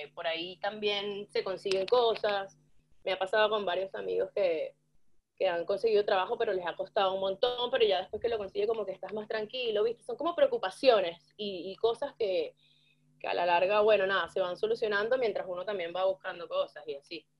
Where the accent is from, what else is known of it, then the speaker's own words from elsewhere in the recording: San Felipe, Yaracuy, Venezuela; moved away as an adult; also born or lived in Barquisimeto, Venezuela; now in Argentina; tuve una época en Barquisimeto ya después de la universidad, trabajando, viviendo, pero nací en San Felipe